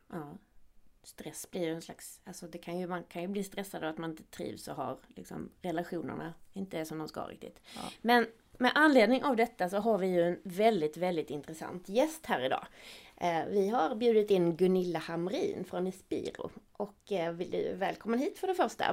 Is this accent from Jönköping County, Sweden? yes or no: no; Skåne, Sweden; accent: Scanian (skånska); now in Gothenburg, Sweden; min skånska